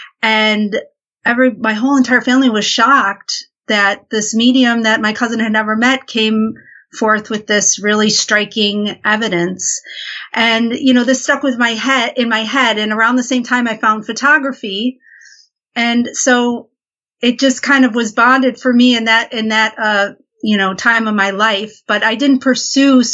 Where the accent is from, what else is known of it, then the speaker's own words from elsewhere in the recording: Buffalo, New York, United States; now in New York City, United States; I grew up in Buffalo, New York, which is near the town Lilydale, New York